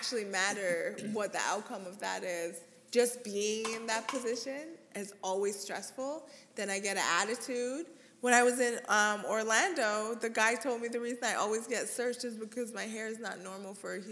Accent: Canada; growing up in Canada

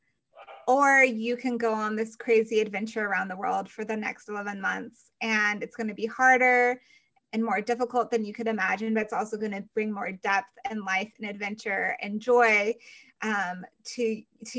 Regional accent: Colorado, United States; now in Georgia, United States; I'm from Colorado. I currently live in Georgia

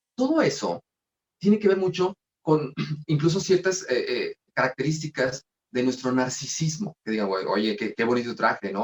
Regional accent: Mexico; así somos nosotros los mexicanos

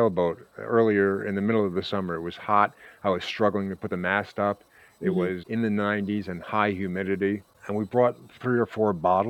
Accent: New York City, New York, United States; I'm from the Bronx. I used to drink from an open fire hydrant.

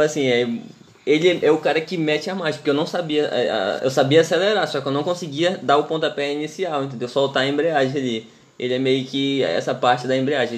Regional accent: Santarém, Pará, Brazil; a gente é paraense, mas é, a gente é de Santarém

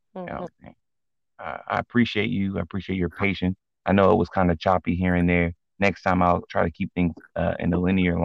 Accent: Nigeria; I'm Nigerian

